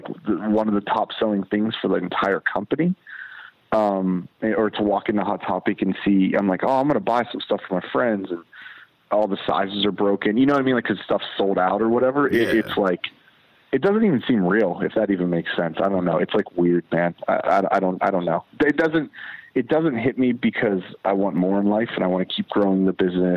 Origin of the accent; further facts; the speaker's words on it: Avella, Pennsylvania, United States; moved away; also born or lived in Pittsburgh, Pennsylvania; I'm originally from Pittsburgh, PA. I grew up in a small ass town, you know, probably like 35 minutes out of the city called Avella, Pennsylvania.